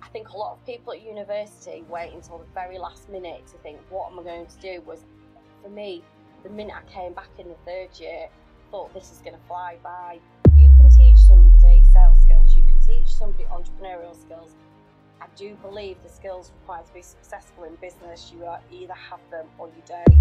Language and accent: English; Wakefield, Yorkshire and the Humber, United Kingdom; accent: northern; also born or lived in South Africa; I was brought up in Yorkshire. So from my accent, lots of people assume I'm born and bred a northerner, which I suppose yeah. I am